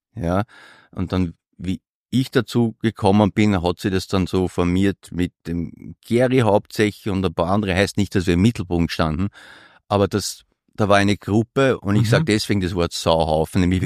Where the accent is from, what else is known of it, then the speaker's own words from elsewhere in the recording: Vienna, Austria; als gelernter Europäer und noch mehr als gelernter Wiener